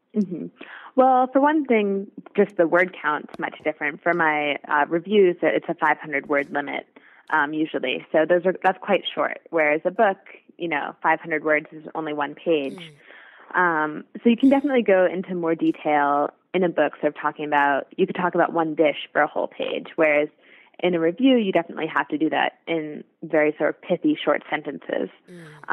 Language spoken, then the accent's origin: English; New York City, New York, United States; I'm from New York City, so um, the first restaurant I, where I work, WD50, is here